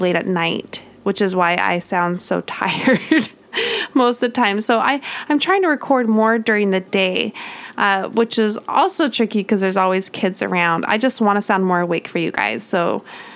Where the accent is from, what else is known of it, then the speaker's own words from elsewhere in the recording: Utah, United States; moved away as an adult; also born or lived in California; I grew up in Utah